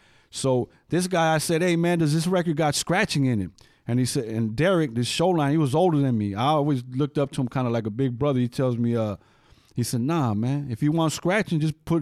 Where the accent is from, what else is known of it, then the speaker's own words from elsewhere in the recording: West Coast, United States; So, you know, so Lucky says East Coast rap. I'm from the West Coast.